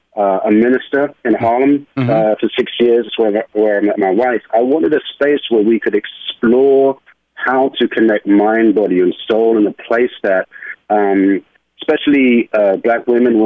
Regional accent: London, United Kingdom; moved away as an adult; now in New York, United States; I am originally from London, England, and I moved to New York in my 20s to be a professional ballet and modern dancer. So that's where the accent comes from.

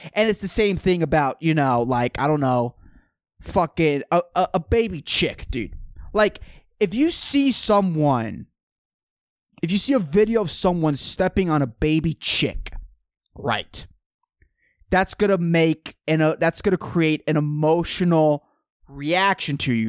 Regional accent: San Lorenzo, California, United States; Growing up in San Lorenzo, dude, in a public school

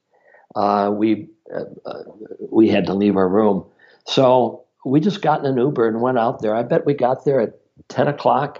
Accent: Minnesota, United States; I'm from Minnesota, and in March, it is cold in Minnesota

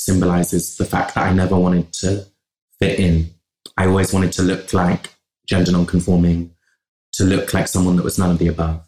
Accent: Bristol, South West England, United Kingdom; accent: West Country; also born or lived in London; I grew up in Bristol

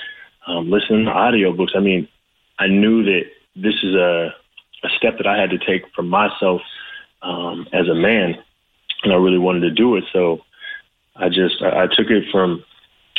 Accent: the Valley, California, United States; as a young kid, you know, growing up in the Valley in California

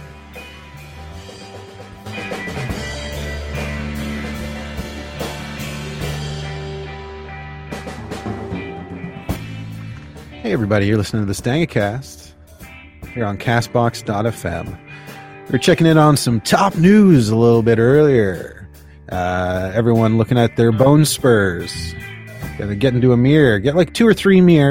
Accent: Canada; I am Canadian

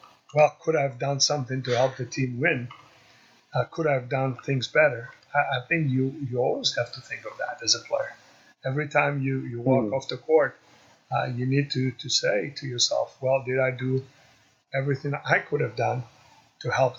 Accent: Greece; moved away; also born or lived in Chicago; we're growing up in Greece, we're more of a community kind

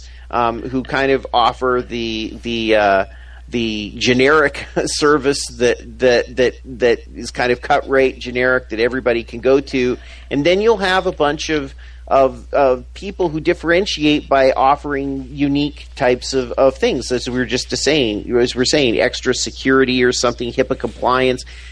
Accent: Canada; moved away; where I'm from Canada originally

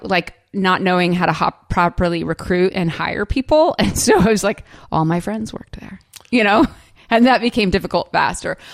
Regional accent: California, United States; moved away as an adult; also born or lived in Orange County; now in Charleston, United States; I grew up in California

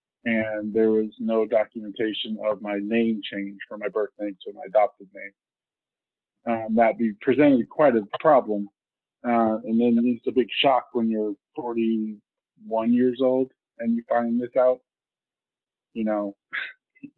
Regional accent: Illinois, United States; also born or lived in Colombia; they did not finish the adoption in the state of Illinois

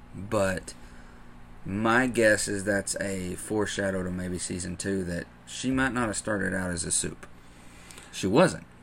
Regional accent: the Bible Belt, United States; growing up in the Bible Belt, and especially this town.

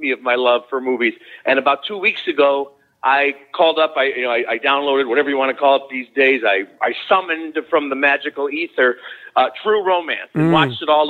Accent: Chicago, Illinois, United States; I grew up here in the Chicago area. That's where I'm at today as I'm talking to you

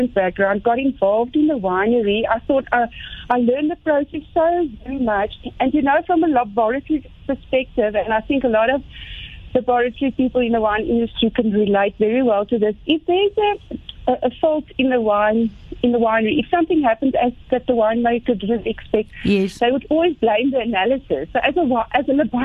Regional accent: Port Elizabeth, Eastern Cape, South Africa; moved away; also born or lived in Stellenbosch; Born and bred in Port Elizabeth

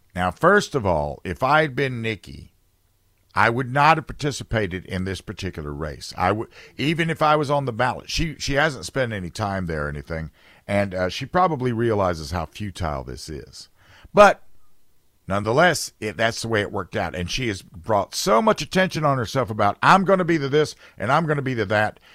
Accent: South Carolina, United States; South Carolina, my home state

